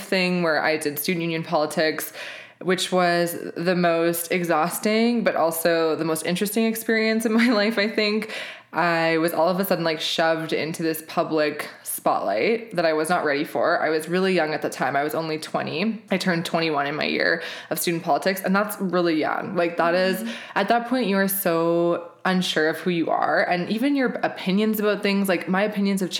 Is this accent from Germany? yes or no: no; Regina, Saskatchewan, Canada; moved away as an adult; now in Calgary, Canada; I am a Saskatchewan born and raised girl. I grew up in Regina.